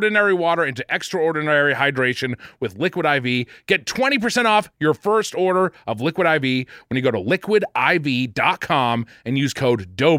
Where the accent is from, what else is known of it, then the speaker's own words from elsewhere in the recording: Quincy, Massachusetts, United States; I grew up in Duncan territory, of course. Ooh. Quincy, Mass. is Duncan territory.